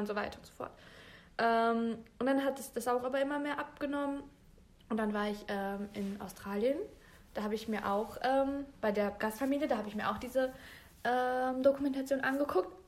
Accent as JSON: {"language": "German", "town": "Bielefeld", "region": "North Rhine-Westphalia", "country": "Germany", "tie": "born or raised there", "said": "Ich bin geboren und aufgewachsen in Bielefeld."}